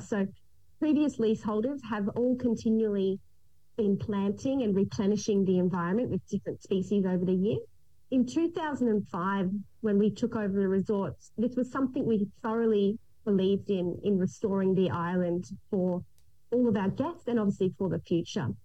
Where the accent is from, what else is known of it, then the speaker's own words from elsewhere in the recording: Gold Coast, Queensland, Australia; I was actually born and raised on the Gold Coast.